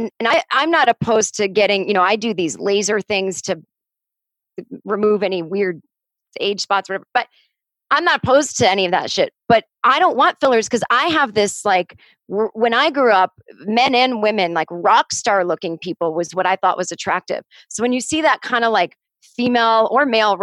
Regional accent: Boston, Massachusetts, United States; now in Los Angeles, United States; I like cold weather again because I'm from Boston

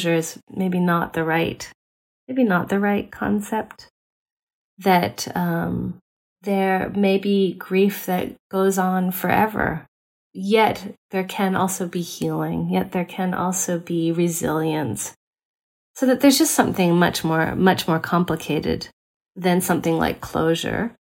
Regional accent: United States; as an American anthropologist

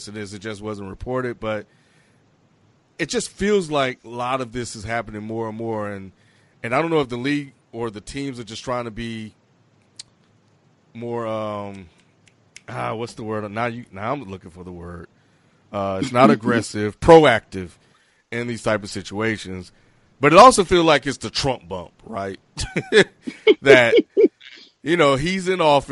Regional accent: United States; being American black

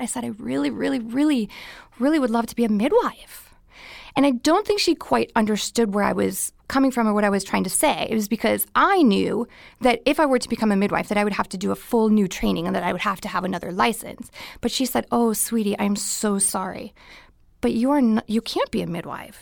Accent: Minnesota, United States; moved away as an adult; now in California, United States; I was born and raised in Minnesota

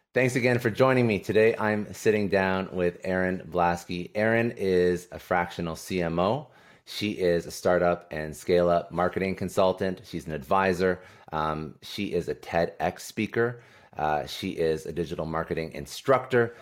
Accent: Ottawa, Ontario, Canada; in my hometown, Ottawa

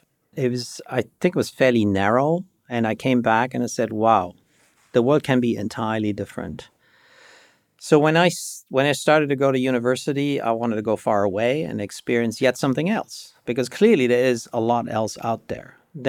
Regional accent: Germany; English is a second language; moved away; also born or lived in Michigan, United States; So the listeners might hear a trace of an accent. So I grew up in Germany, and I grew up in a everything is good context. Middle-class family, there was no problems.

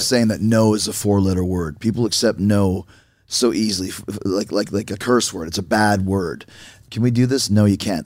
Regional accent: Winnipeg, Manitoba, Canada; I grew up in Winnipeg

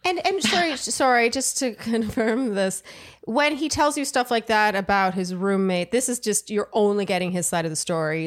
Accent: Canada; I'm Canadian

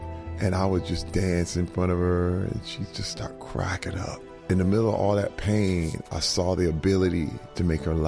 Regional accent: Flint, Michigan, United States; I was raised in Flint, Michigan

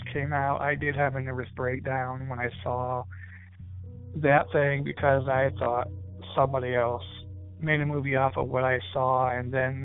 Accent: Fort Wayne, Indiana, United States; I'm from Fort Wayne, Indiana

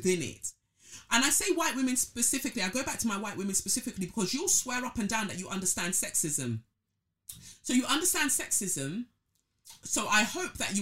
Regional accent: Nigeria; now in United Kingdom; I'm a Nigerian first and foremost

